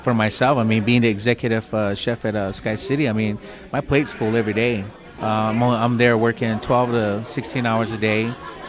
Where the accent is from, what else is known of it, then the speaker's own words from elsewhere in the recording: United States; And being Native American, I mean, it's big. You know, I mean, I don't know how many Native American chefs are out there doing what